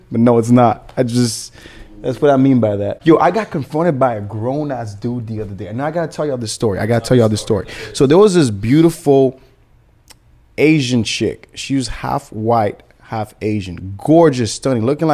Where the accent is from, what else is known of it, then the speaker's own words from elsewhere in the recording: Haiti; now in Miami, United States; I'm from Haiti